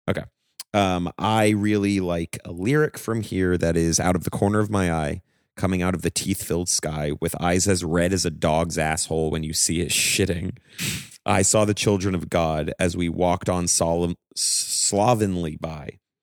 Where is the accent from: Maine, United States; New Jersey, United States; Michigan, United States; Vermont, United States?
Maine, United States; growing up in Maine, Like, we grew up in a very small town